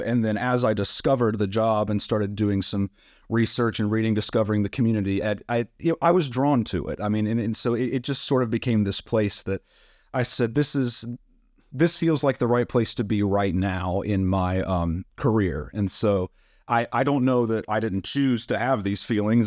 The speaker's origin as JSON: {"language": "English", "town": "Black Mountain", "region": "North Carolina", "country": "United States", "tie": "born or raised there", "said": "I am originally from Black Mountain, North Carolina, so just about an hour away from Tryon, which is great. Um, it's my hometown. I still live there now"}